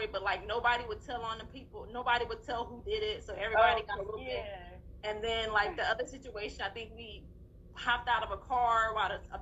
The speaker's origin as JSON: {"language": "English", "region": "Texas", "country": "United States", "tie": "born or raised there", "said": "I grew up in Texas, but my family was in Louisiana"}